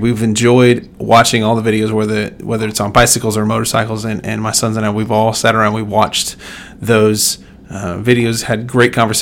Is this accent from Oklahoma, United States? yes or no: yes; Oklahoma, United States; also born or lived in Wyoming; I was born in Wyoming. My mom and dad were church planters out there in Wyoming, but we moved to Oklahoma to be next to grandparents, and we've just sort of kind of remained in Oklahoma